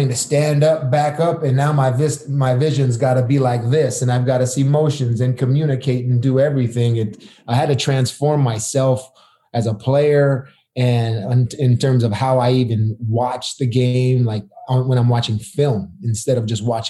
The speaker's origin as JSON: {"language": "English", "region": "Arizona", "country": "United States", "said": "I was from Arizona"}